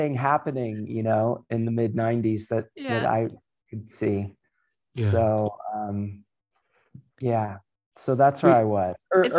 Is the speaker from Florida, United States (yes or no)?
yes; about 2 hours north of Miami, Florida, United States; moved away; also born or lived in Virginia; So I grew up further down south, like maybe 2 hours north. Well, it used to be 2 hours. Depends on traffic now, but it used to be about 2 hours north of Miami.